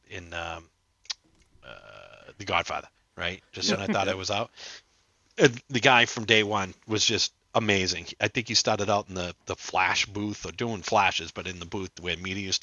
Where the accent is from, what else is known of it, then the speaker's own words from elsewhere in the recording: Boston, Massachusetts, United States; I'm from the Boston area